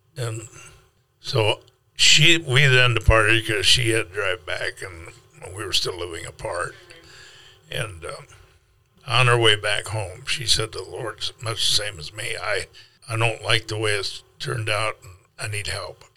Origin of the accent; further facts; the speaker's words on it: South Dakota, United States; also born or lived in Minnesota; now in Kansas City, United States; a boy from South Dakota